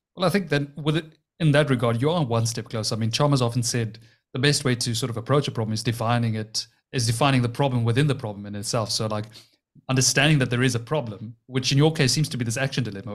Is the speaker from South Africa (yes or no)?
yes; Cape Town, Western Cape, South Africa; we're both from Cape Town